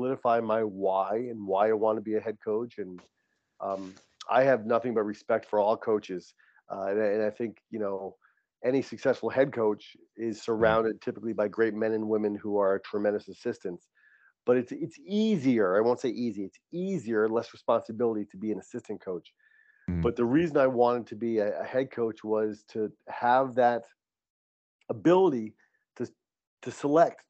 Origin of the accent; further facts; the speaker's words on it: East Coast, United States; moved away as an adult; also born or lived in New Hampshire; now in San Diego, United States; We're both from the East Coast